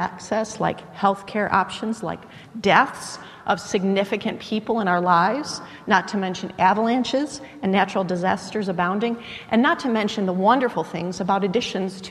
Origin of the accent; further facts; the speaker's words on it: United States; I was born in the United States rather than some other part of the world